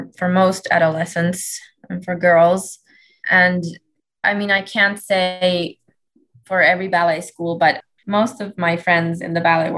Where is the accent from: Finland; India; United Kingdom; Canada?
Finland; Helsinki, Uusimaa; moved away as an adult; now in Atlanta, United States; I'm originally from Helsinki, Finland